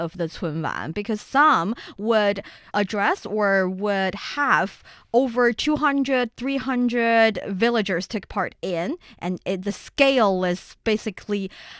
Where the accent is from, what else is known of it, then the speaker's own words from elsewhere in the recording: Shanxi, China; recently took place in North China's Shanxi province, which is my hometown.